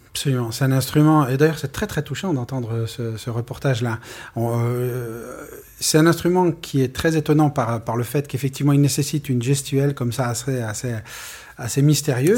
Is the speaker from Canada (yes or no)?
no; France; nous étions des Français du futur, nous sommes aujourd'hui des Français accomplis